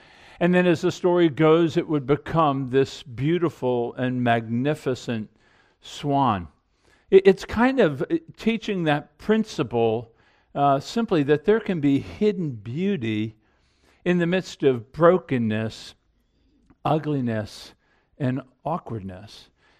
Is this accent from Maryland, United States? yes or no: yes; Annapolis, Maryland, United States; Even the town Carol and I grew up in Annapolis, Maryland.